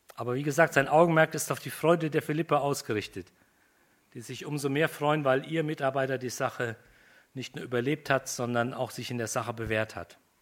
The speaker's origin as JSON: {"language": "German", "country": "Germany", "said": "Wir sind Deutsche, Germanen"}